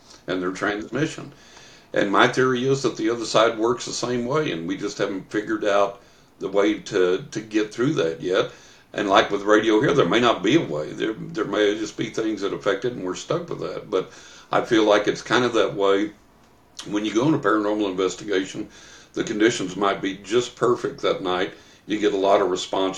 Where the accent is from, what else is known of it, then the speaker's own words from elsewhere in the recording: West Texas, United States; When I was a young man, when I was a teenager growing up in West Texas